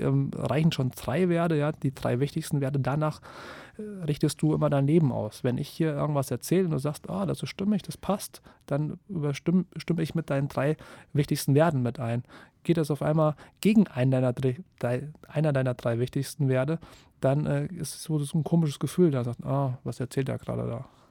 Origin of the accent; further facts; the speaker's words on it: Kassel, Hesse, Germany; ich komme aus Kassel